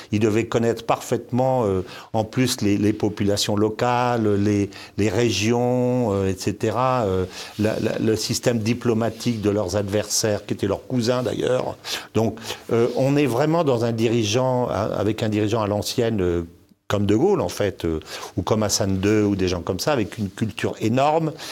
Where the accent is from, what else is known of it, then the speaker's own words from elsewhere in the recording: DR Congo; born there; also born or lived in Senegal / Morocco; moi qui connais très bien l'Afrique, je suis né au Congo, j'ai vécu au Sénégal, au Maroc